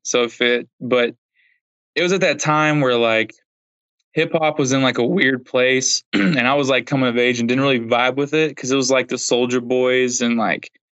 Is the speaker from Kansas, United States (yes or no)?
yes; Southeast Kansas, United States; now in Kansas City, United States; I grew up in Southeast Kansas and then, moved up to Kansas City